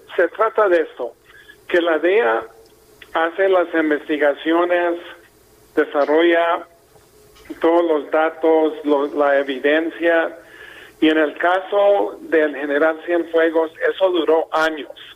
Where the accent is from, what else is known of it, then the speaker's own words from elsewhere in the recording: Mexico; Yo soy mexicano 100%